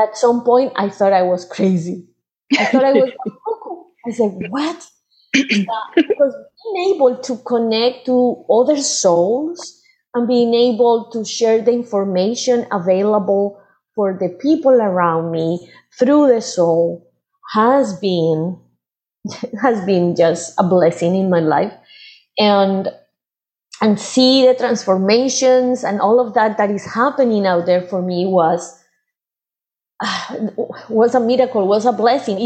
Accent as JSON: {"language": "English", "town": "Medellín", "region": "Antioquia", "country": "Colombia", "tie": "born or raised there", "moved": "as an adult", "lives_now": "United States", "said": "I was born in Medellin"}